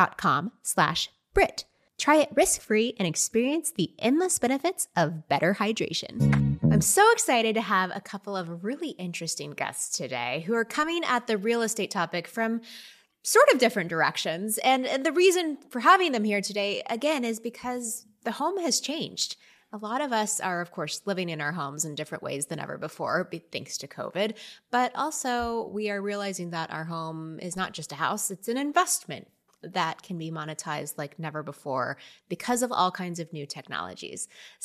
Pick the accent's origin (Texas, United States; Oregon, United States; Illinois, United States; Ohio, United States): Texas, United States; Austin; including what I just heard about, a 20-acre ranch in Austin, Texas, my hometown.